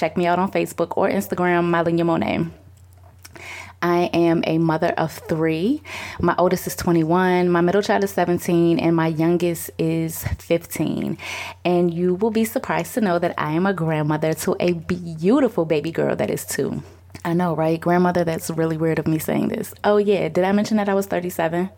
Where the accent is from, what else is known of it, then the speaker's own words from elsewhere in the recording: Richmond, United States; also born or lived in Boston, Massachusetts; I was born in Boston, but I have been in Richmond since I was about five